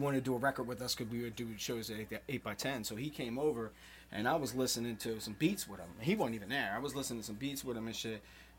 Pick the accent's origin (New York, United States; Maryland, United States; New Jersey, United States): Maryland, United States; Baltimore; But, I mean, we are from Baltimore, but, you know. Rep the whole fucking state